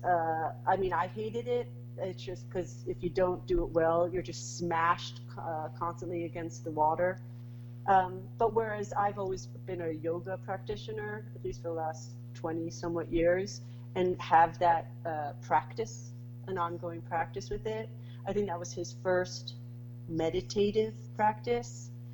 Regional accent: New York City, New York, United States; moved away as an adult; now in Saint Lucia; I'm a New Yorker. Put me anywhere, and someone will guess that I'm a New Yorker

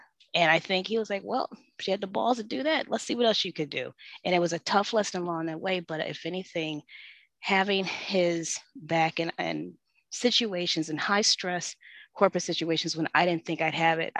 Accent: Detroit, Michigan, United States; moved away as an adult; also born or lived in Washington, District of Columbia, United States / Atlanta; I'm from Detroit, but I've lived different parts of the country, you know, DC, Atlanta, you know, here now in the Heights

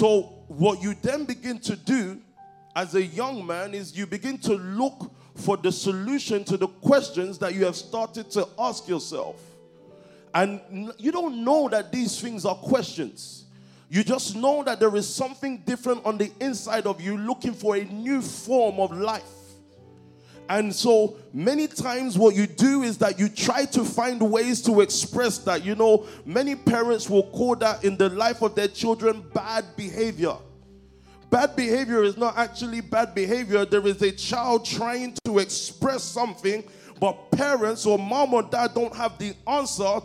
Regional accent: London, United Kingdom; I grew up in Stockwell. That's in Southwest London

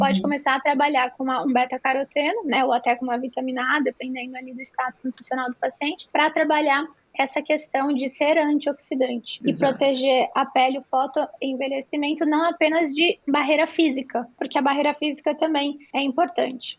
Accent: Brazil; Somos brasileiros

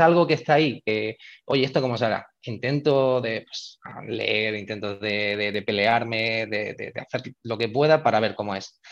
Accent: Málaga, Andalusia, Spain; en la Universidad de Málaga, que es de donde yo soy

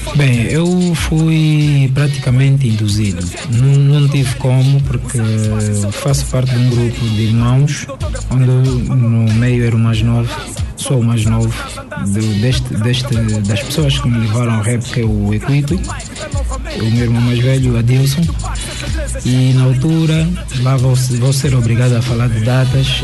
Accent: Angola; somos angolanos

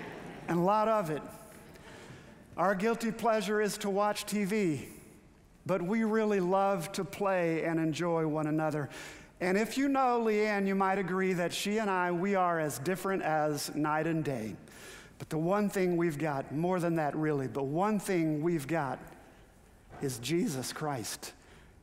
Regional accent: Houston, Texas, United States; I grew up in Aldine, a community a part of Northeast Houston

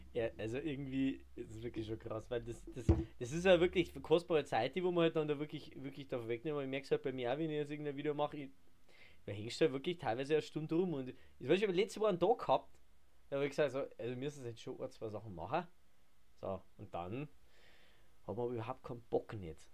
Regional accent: Hepberg, Bavaria, Germany; ich komme von Heppberg, das ist bei Ingolstadt

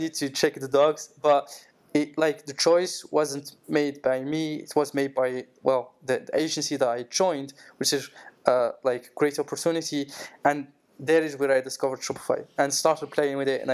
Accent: Morocco; moved away as an adult; now in France; I'm from Morocco, and in just after the COVID hit in the world, I came to France.

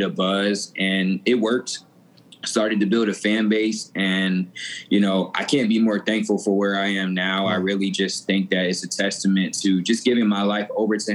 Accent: Atlanta, Georgia, United States; also born or lived in Denver, Colorado; I was born in Denver, Colorado, raised in Atlanta, Georgia

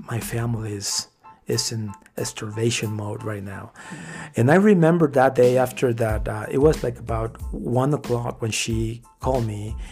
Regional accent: Mexico; born or raised there; now in United States

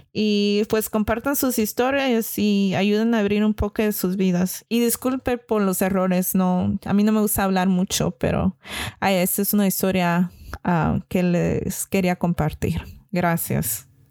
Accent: California, United States; yo crecí y vivo aquí en California

